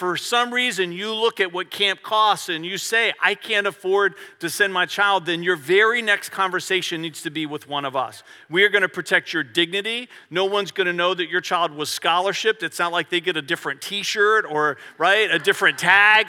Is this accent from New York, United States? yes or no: no; Virginia, United States; I'm from Virginia